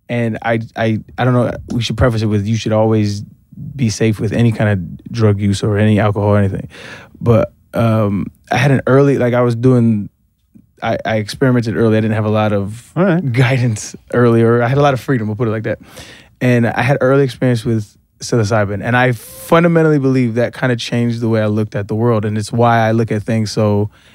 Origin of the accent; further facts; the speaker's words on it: Albuquerque, New Mexico, United States; moved away; also born or lived in San Diego, California; I grew up in Albuquerque, New Mexico, and I moved to San Diego, California